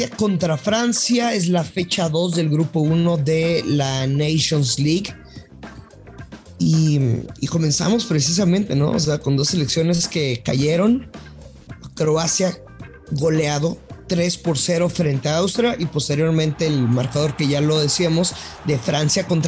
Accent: northern Mexico, Mexico; Soy norteño, ey.

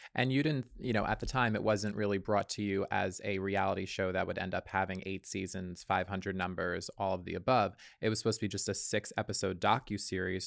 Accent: Long Island, New York, United States; I grew up on Long Island

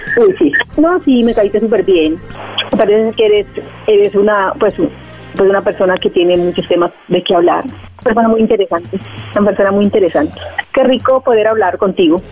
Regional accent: Medellín, Antioquia, Colombia; Soy de Medellín

